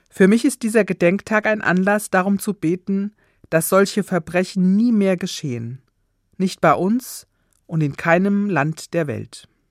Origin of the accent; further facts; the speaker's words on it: Germany; Bei uns in Deutschland